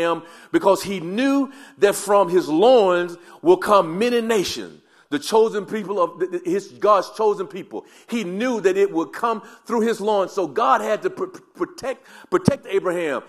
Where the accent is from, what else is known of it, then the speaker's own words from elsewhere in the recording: the South, United States; I grew up in the South and it was always yes, ma'am